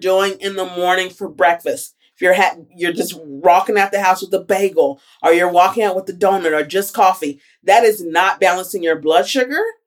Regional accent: Alabama, United States; moved away; I did my last rotation at home, and I'm from Alabama

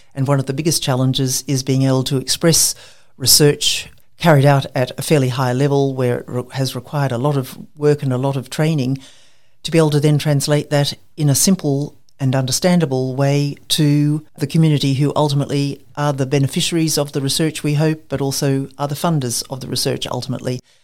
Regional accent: Queensland, Australia; also born or lived in Cairns / Brisbane; I'm a Queenslander born and bred.

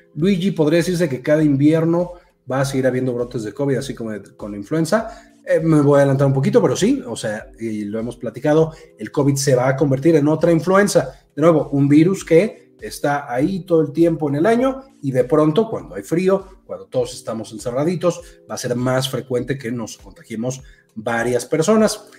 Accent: Mexico; yo soy de México

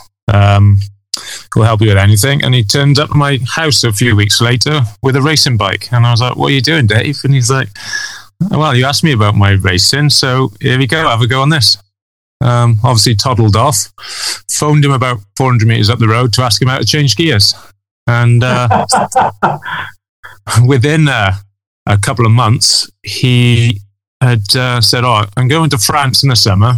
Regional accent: Ogmore-by-Sea, Wales, United Kingdom; I'm from South Wales, Ogmore-by-Sea, and I'm a dentist

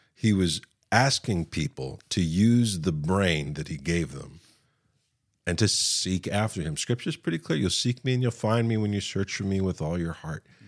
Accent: West Virginia, United States; I'm from West Virginia

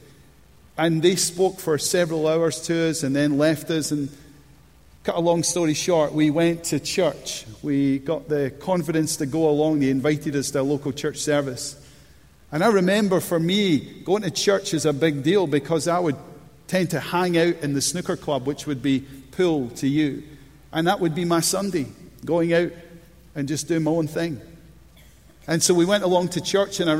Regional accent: Scotland, United Kingdom; I was brought up in Bonnie, Scotland, one of three boys

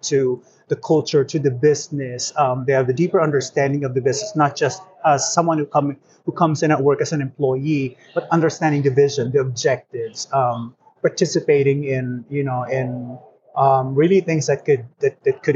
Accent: Philippines; moved away as an adult; also born or lived in Atlanta, United States; now in United States; I am Filipino

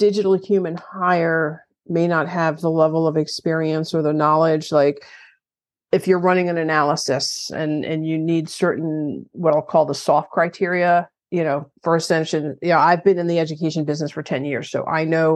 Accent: New York, United States; I'm from New York

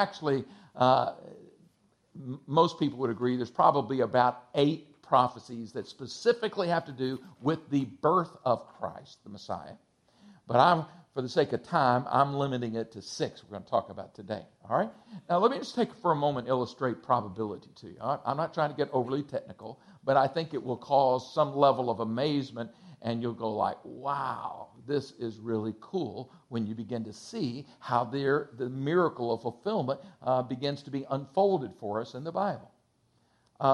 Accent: Texas, United States; I'm from Texas

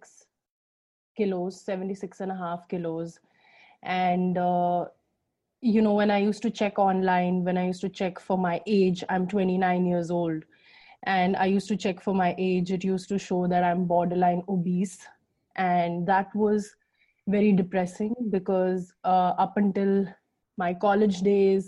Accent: India; I'm Indian

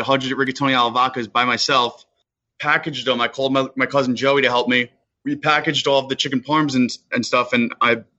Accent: Sayville, New York, United States; I grew up in Sayville

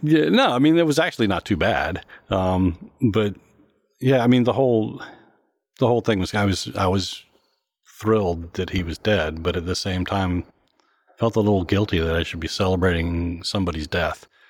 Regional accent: Morgantown, West Virginia, United States; now in Washington, D.C., United States; my hometown in Morgantown, West Virginia

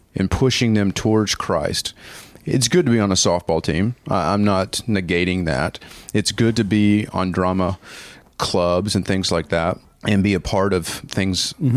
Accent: Paducah, Kentucky, United States; now in Orlando, United States; I'm actually from Paducah, Kentucky. So that is where I call home. That's where I was born and raised.

